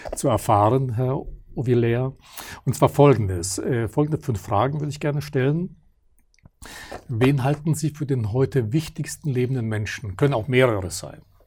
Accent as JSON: {"language": "German", "country": "Germany", "said": "wir Deutschen"}